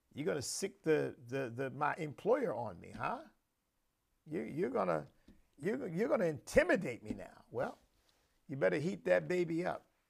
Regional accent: United States; proud as a patriot and, and proud as an American.

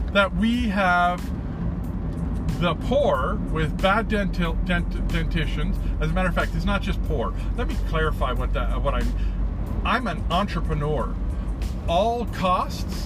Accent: Canada; here in Canada

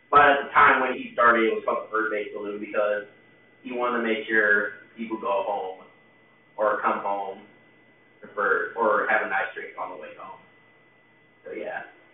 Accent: Illinois, United States; I'm a Boston fan and stuff like that, or a New England fan, and I'm from Illinois

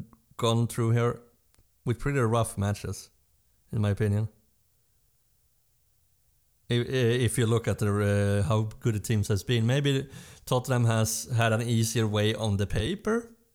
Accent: Sweden; we're from Sweden

